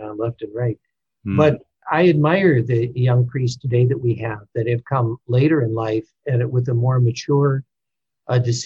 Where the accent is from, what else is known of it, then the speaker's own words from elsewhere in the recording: Detroit, Michigan, United States; I grew up in Detroit in a very ethnic Catholic neighborhood